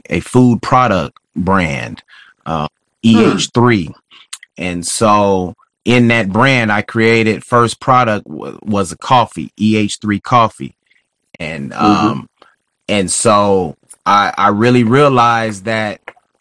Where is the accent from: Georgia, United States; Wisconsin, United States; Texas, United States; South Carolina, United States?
Texas, United States; moved away as an adult; also born or lived in Kansas City, Missouri; I'm originally from Texas